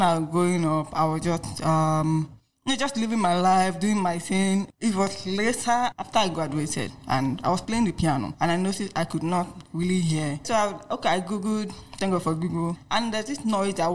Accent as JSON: {"language": "English", "region": "Lagos", "country": "Nigeria", "tie": "born or raised there", "also_born_or_lived": "Enugu State", "said": "I'm from Enugu State anyway, but I grew up in Lagos."}